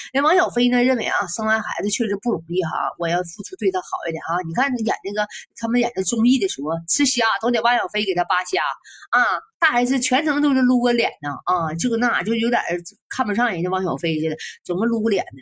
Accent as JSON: {"language": "Chinese", "country": "China", "said": "咱中国哪个女可西施、貂蝉哪就是古代都有美女啊？"}